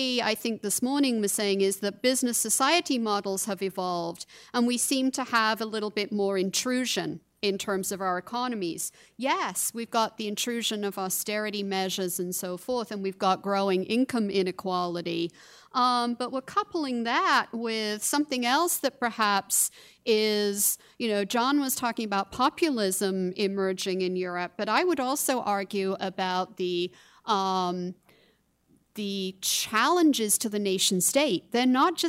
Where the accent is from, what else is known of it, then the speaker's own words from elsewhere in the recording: United Kingdom; I'm from Britain